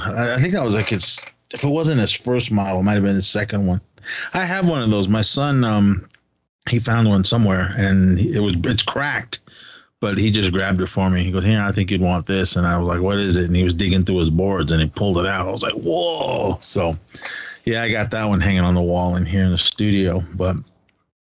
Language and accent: English; Oakland, California, United States; moved away; We grew up together in Oakland